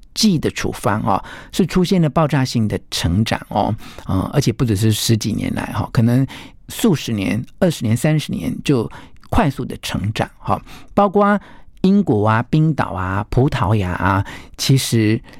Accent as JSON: {"language": "Chinese", "region": "the mountains of Taichung", "country": "Taiwan", "tie": "born or raised there", "said": "因为我小时候曾经住过台中的山上"}